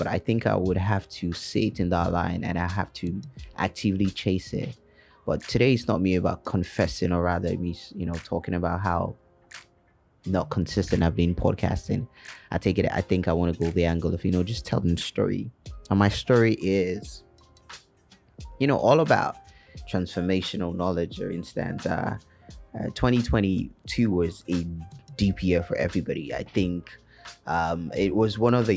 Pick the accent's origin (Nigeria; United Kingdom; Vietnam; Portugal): Nigeria; now in Lagos, Nigeria; being a Nigerian and living in Lagos especially